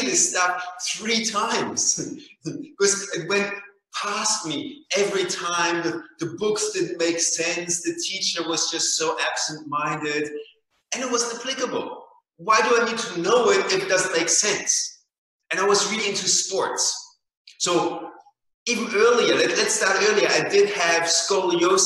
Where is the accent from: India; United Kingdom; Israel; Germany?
Germany; moved away; I grew up in Germany